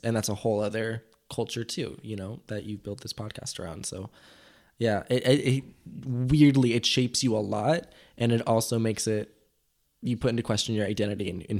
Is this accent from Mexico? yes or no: yes; Mexico; now in United States; my parents spend still a decent amount of time where I grew up in Mexico every year. And so I completely consider that home as well, because that's where I went to school.